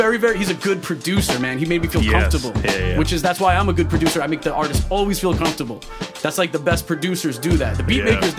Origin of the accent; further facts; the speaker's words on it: New York, United States; Especially born and raised in New York